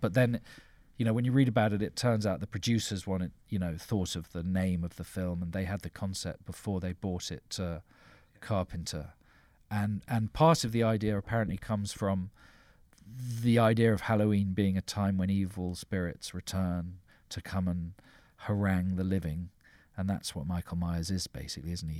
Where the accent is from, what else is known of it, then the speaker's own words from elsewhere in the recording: London, United Kingdom; growing up in South London